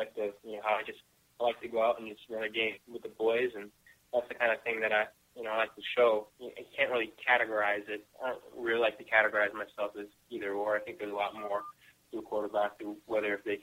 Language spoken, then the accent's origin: English; Canada; now in Alabama, United States; I'm still Canadian